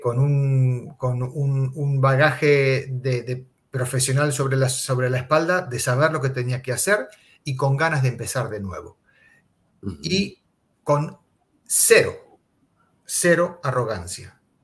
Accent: Argentina; moved away as an adult; now in Miami, United States; soy argentino, está en mi DNI, está en mi partida de nacimiento, está en mi ADN

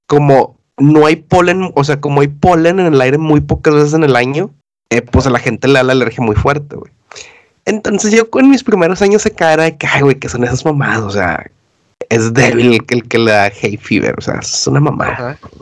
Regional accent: Mexico; now in United Kingdom; los mexicanos somos malinchistas

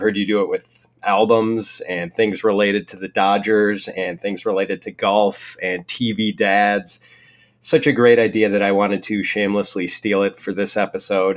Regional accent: Milwaukee, Wisconsin, United States; the Brewers, my hometown baseball team

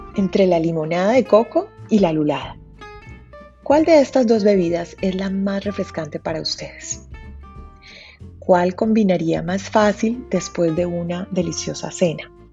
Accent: Cali, Valle del Cauca, Colombia; mi ciudad natal

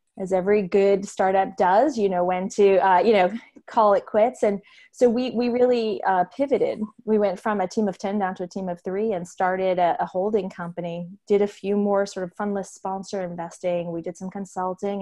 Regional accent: Massachusetts, United States; moved away as an adult; also born or lived in New York; moved back to Massachusetts, where I'm from

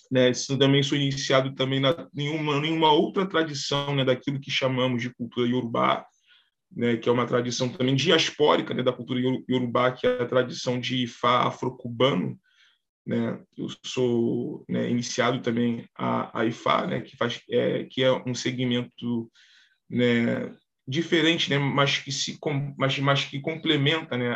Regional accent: Rio de Janeiro, Brazil; sou do Rio de Janeiro, né, sou do bairro aqui de, de Pilares, né, e eu sou bem, é, eu sou um orixá, né, eu sou, eu tenho, eu sou iniciado, né, a orixá

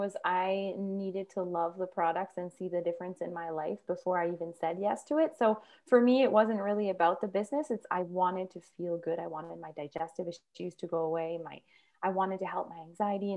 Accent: Quebec, Canada; now in Northern Alberta, Canada; we live in Northern Alberta, and I'm actually from Quebec

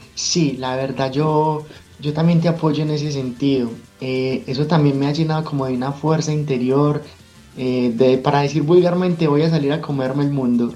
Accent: Medellín, Antioquia, Colombia; Soy de Medellín, Colombia

